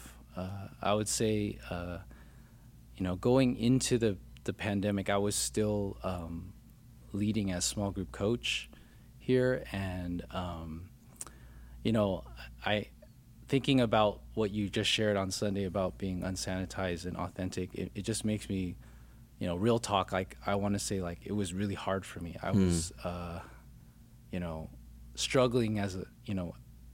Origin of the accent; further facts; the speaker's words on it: Glendale, California, United States; also born or lived in Orange County, California / San Gabriel Valley, California; I actually grew up in Glendale, and then in high school, I moved to Orange County